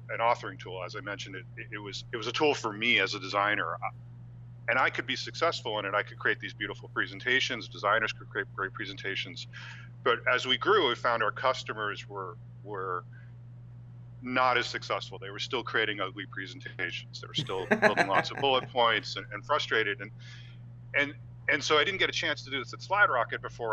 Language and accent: English; New Jersey, United States; moved away as an adult; I grew up on the East Coast in New Jersey